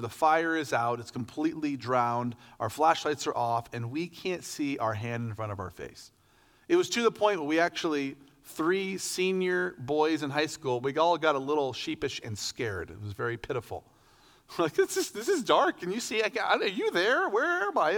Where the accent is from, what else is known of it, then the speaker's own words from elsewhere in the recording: Medford, Oregon, United States; I'm from Medford, Oregon, Southern Oregon, way down, like barely, barely across the line from California